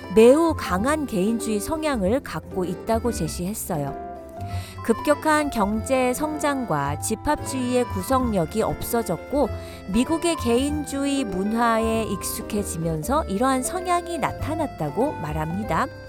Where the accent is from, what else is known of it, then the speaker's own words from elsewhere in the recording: South Korea; moved away as an adult; now in Washington, United States; 한국에서 학교 다니던 때를 생각해보면 매점에서 사온 과자를 친구들하고 나눠 먹던 기억이 나는데요